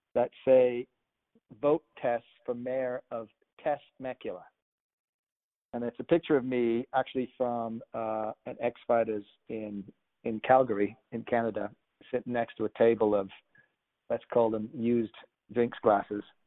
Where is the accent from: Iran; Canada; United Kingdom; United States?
United Kingdom; I'm from the United Kingdom